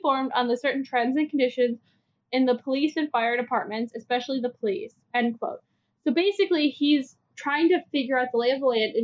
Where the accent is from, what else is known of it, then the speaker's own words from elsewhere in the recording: Cleveland, Ohio, United States; now in Cincinnati, United States; transferred to Cleveland. My hometown.